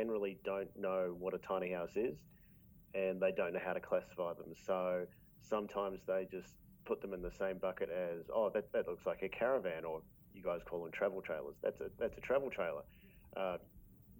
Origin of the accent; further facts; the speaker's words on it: New Zealand; now in Australia; I'm actually a Kiwi. I'm actually from New Zealand. I've become an Australian citizen now